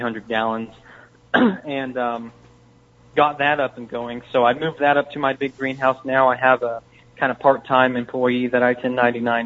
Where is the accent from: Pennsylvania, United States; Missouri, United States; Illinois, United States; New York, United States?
Missouri, United States; Warsaw; I'm from Warsaw, Missouri